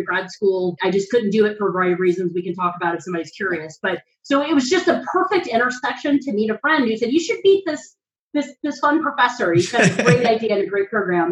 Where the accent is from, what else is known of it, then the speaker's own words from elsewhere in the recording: North Carolina, United States; moved away as an adult; now in Washington, D.C., United States; I'm from North Carolina. I spent most of my adult life here until about 5 years ago, and I moved to Washington, D.C.